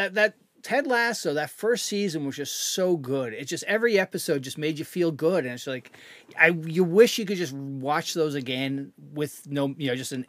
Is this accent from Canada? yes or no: yes; Canada; I'm Canadian, so I got to, you know, it's got to be my favorite sport.